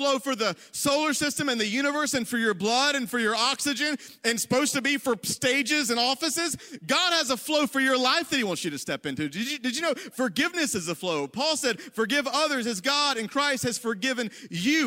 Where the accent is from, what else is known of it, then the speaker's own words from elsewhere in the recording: the South, United States; now in Ohio, United States; I'm from the South.